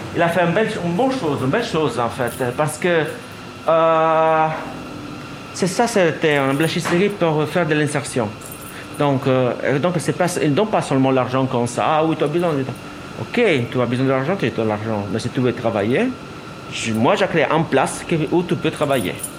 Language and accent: French; Italy; French is a second language; moved away as an adult; now in Belgium; Je suis italien 100%